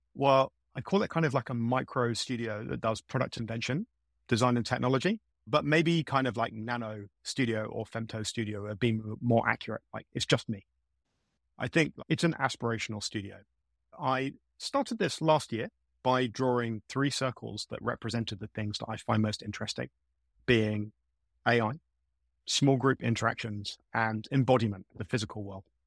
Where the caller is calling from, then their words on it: London, United Kingdom; I'm calling from South London in the UK.